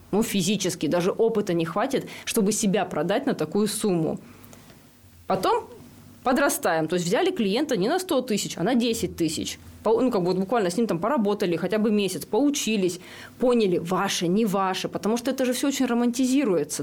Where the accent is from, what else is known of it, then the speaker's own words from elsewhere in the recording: Rybinsk, Yaroslavl Oblast, Russia; Я родилась и выросла в Рыбинске